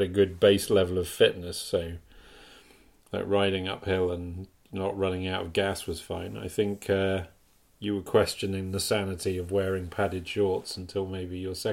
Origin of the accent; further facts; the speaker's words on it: York, Yorkshire and the Humber, United Kingdom; now in Toronto, Canada; I was born in York